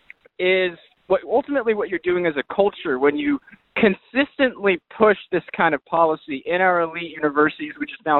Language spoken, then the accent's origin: English; United States; as an American